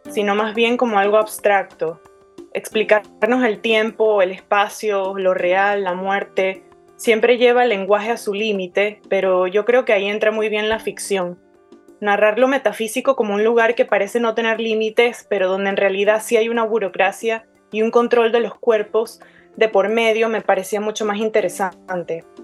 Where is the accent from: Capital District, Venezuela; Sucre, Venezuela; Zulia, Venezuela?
Capital District, Venezuela; Caracas; accent: Caracas; now in United States; viviendo en Estados Unidos hace más de una década, entre tantos latinoamericanos, ya ni mi propio acento es ortodoxamente caraqueño